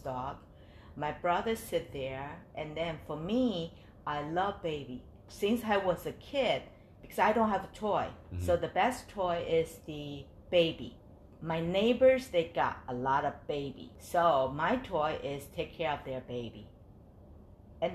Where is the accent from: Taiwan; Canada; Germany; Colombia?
Taiwan; Taipei; moved away as an adult; now in United States; I grew up in Taiwan, Taipei.